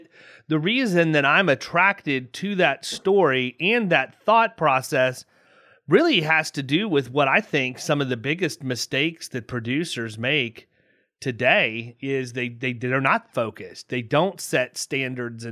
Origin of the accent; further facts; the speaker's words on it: Southeast, United States; ignorant people from the Southeast like me